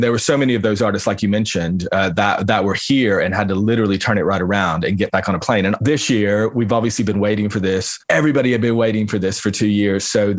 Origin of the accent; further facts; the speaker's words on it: Bristol, Tennessee, United States; Yeah, East Tennessee. My whole family is still there.